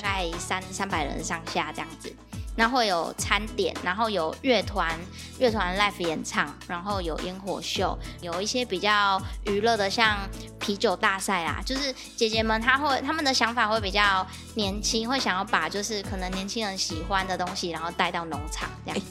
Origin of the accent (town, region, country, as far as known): Dakeng farm, Tainan, Taiwan; born or raised there